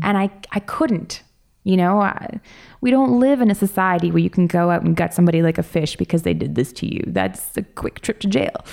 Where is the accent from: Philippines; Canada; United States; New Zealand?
Canada; Toronto, Ontario; growing up in Toronto